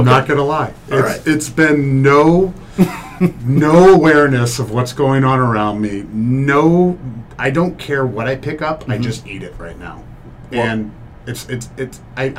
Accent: Iowa, United States; moved away; You know, I was born in Iowa. We're very fancy people out there.

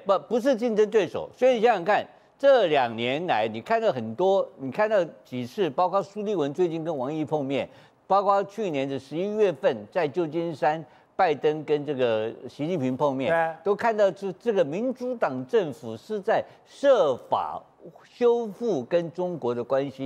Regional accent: Taiwan; 我们台湾

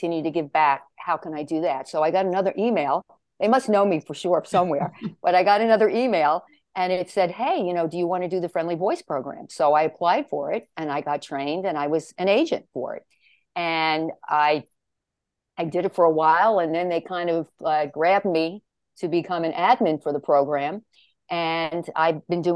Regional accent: New York, United States; I come from New York. I lived here most of all my life.

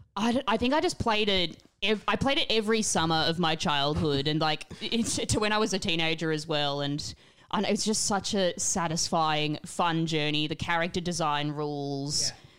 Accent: Australia; growing up in Australia

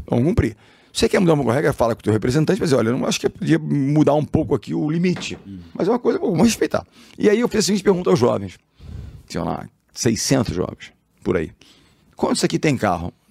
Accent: Rio de Janeiro, Brazil; eu sou carioca, sou do Rio, amo o Rio, tô lá

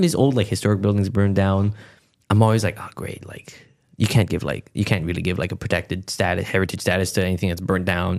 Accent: Montreal, Quebec, Canada; my family came here in, like, the seventies

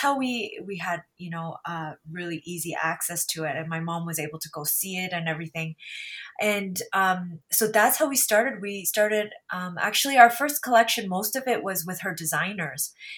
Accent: Canada; because my sisters and I grew up here in Canada

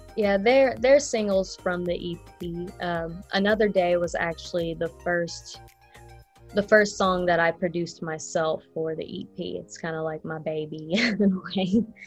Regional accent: Frankfort, Kentucky, United States; now in Lexington, United States; I'm from Frankfort, Kentucky. I just moved here about like back in March

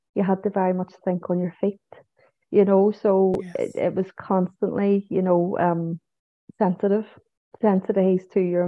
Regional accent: Manchester, North West England, United Kingdom; born there; now in Belfast, United Kingdom; Obviously, it's my home now too, but I was born in Manchester.

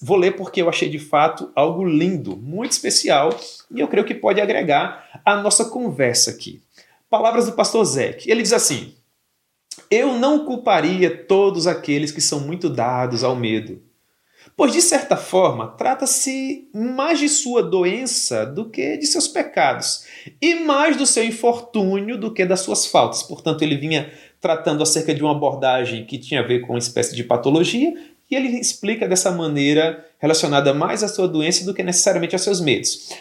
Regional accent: Campina Grande, Paraíba, Brazil; Eu sou de Campina Grande

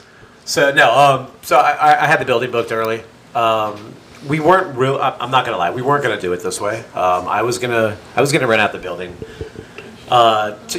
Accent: Tampa, Florida, United States; I'm from Tampa

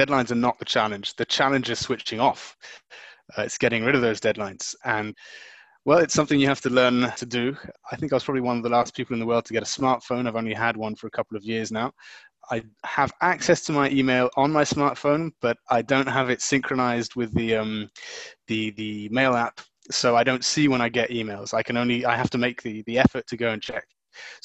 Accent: Luxembourg; now in Brussels, Belgium; I was born in Luxembourg and brought up in Luxembourg

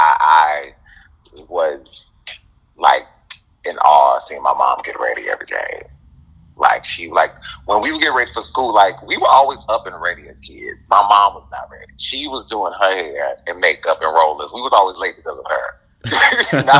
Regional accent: Mobile, Alabama, United States; I'm from Alabama, Mobile, Alabama. Okay. Born and raised

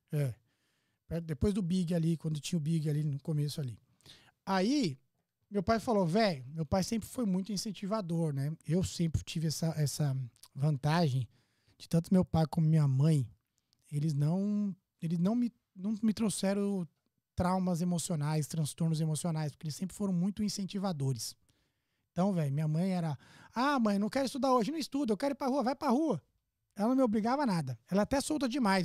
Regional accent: São Paulo, Brazil; nasci na Zona Leste, Itaquera, conhecido por muitos

